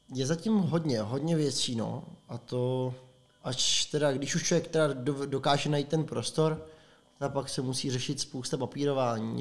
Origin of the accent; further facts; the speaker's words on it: Prague, Czechia; moved away as an adult; now in Plzeň, Czech Republic; My jsme oba dva Pražáci. Zapráskaní Pražáci